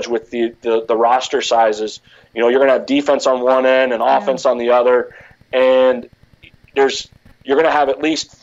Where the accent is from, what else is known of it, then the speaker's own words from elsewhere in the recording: Cincinnati, Ohio, United States; growing up in Cincinnati, I grew up a Bengals fan